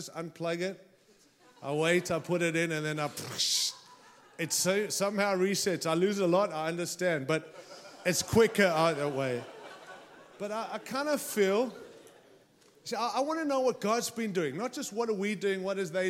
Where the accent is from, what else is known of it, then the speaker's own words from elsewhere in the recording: Australia; now in United States; I arrived here with my Aussie passport, and I came in as an Aussie